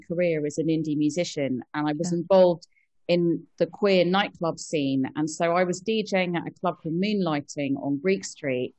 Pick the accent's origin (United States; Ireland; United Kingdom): United Kingdom; London; I grew up in London